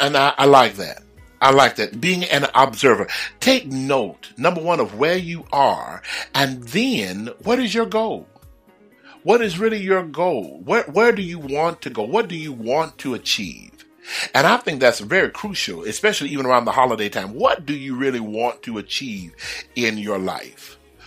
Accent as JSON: {"language": "English", "town": "Houston", "region": "Texas", "country": "United States", "tie": "born or raised there", "said": "because, you know, I'm from the South. I'm brought up in Houston. We ain't never had no white Christmas."}